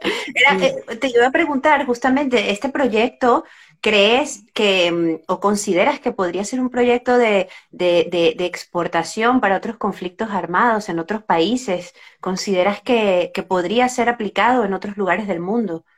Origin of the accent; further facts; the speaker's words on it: San Cristóbal, Táchira, Venezuela; soy de Venezuela. Eh, entonces, lo conozco, ¿no? además soy de, de, San Cristóbal, Estado Táchira, muy cerca de, la frontera